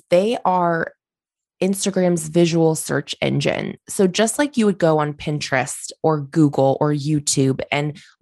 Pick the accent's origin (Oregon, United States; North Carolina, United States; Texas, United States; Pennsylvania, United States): Oregon, United States; I'm from Oregon. I grew up here. I own my business here.